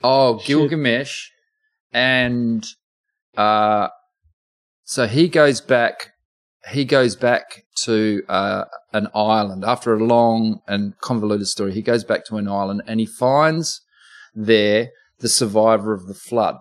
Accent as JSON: {"language": "English", "town": "Oxford", "region": "South East England", "country": "United Kingdom", "tie": "born or raised there", "moved": "yes", "lives_now": "Australia", "said": "I was born in England. I was born on the grounds mm. of hmm. Oxford University."}